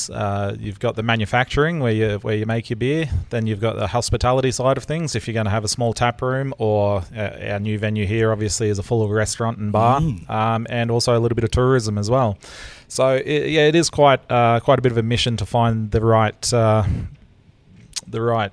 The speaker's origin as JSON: {"language": "English", "area": "Lockyer Valley", "region": "Queensland", "country": "Australia", "tie": "born or raised there", "lives_now": "Toowoomba, Australia", "said": "I grew up down here in the Lockyer Valley."}